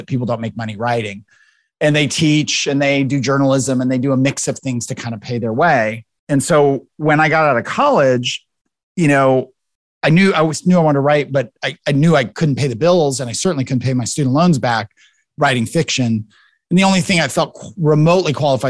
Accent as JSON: {"language": "English", "town": "Tacoma", "region": "Washington", "country": "United States", "tie": "born or raised there", "moved": "yes", "lives_now": "Memphis, United States", "said": "I grew up in Tacoma, Washington, out west, south of Seattle"}